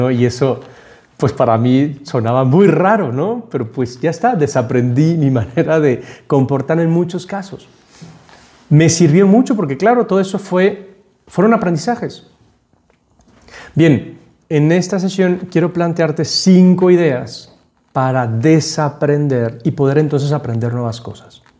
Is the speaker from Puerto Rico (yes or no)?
no; Panama; Y entonces yo llegué como un panameño hablando como panameño. Entonces el panameño habla muy rápido, va cortando las palabras, no se le entiende nada. Y eso es lo que me pasaba a mí. No se me entendía nada. Entonces tuve que desaprender mi acento